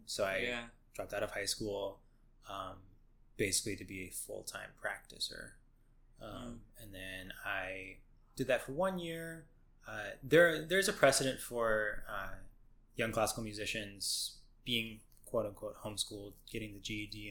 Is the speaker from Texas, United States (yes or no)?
yes; Lubbock, Texas, United States; I was born and raised in Lubbock, Texas